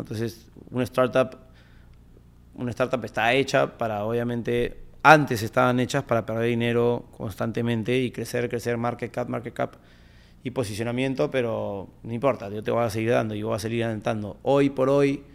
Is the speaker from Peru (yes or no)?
yes; Peru; como peruanos creo que sabemos trabajar muy bien